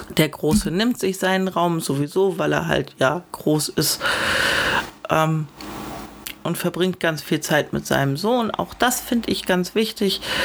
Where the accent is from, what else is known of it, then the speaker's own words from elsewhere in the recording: Northern Germany, Germany; now in Baden-Württemberg, Germany; meine Heimat Norddeutschland